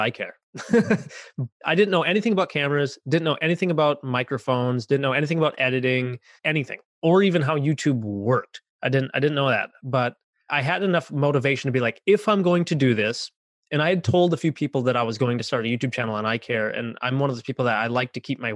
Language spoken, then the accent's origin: English; Minnesota, United States; also born or lived in San Antonio, Texas; I grew up here in Minnesota, where I was born and raised here